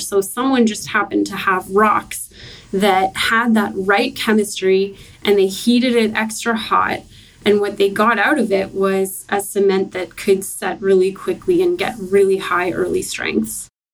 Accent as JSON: {"language": "English", "town": "Halifax", "region": "Nova Scotia", "country": "Canada", "tie": "born or raised there", "moved": "yes", "said": "I'm from Halifax, Nova Scotia"}